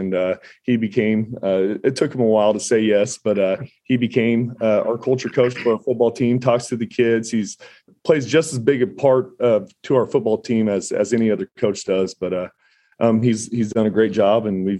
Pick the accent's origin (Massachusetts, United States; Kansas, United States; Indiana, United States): Kansas, United States; Valley Center; I grew up in a small town in Kansas, Valley Center, Kansas.